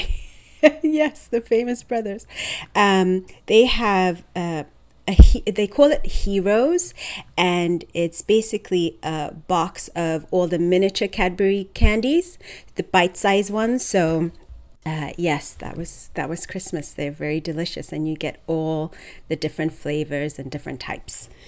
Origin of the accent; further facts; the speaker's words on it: Zimbabwe; also born or lived in Michigan, United States; I was actually born in Michigan. And okay. I moved to Zimbabwe when I was about three.